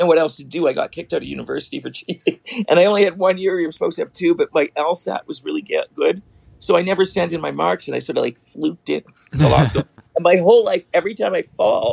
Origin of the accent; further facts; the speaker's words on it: Toronto, Ontario, Canada; I was born in Toronto, in Forest Hill.